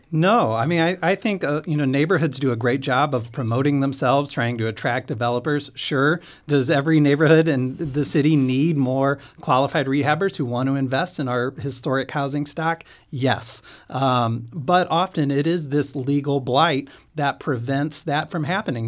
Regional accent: St. Louis, Missouri, United States; also born or lived in Kansas City; I'm from Saint Louis, uh, but went to law school in Kansas City

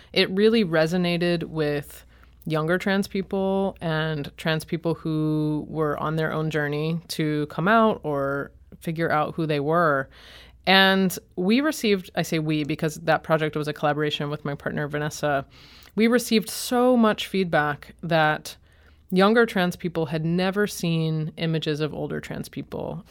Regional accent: Boston, Massachusetts, United States; moved away as an adult; also born or lived in Chicago; now in St. Louis, United States; I'm from Boston and then was in Chicago

